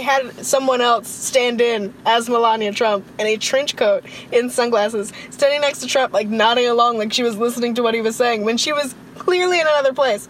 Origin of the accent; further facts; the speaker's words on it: United States; moved away as an adult; I'm from America and I go to school in a different country